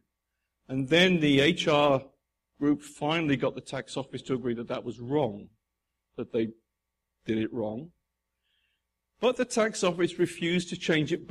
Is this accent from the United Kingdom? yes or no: yes; United Kingdom; now in United States; I'm British